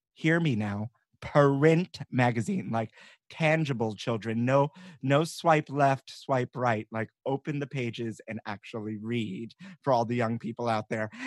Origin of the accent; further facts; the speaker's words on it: New York City, New York, United States; growing up in New York.